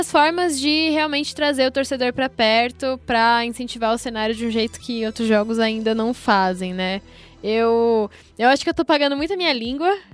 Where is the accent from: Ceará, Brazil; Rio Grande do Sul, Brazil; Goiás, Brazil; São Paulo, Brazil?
São Paulo, Brazil; como corintiana, né, querendo ou não, e como é, nascida e crescida na Zona Leste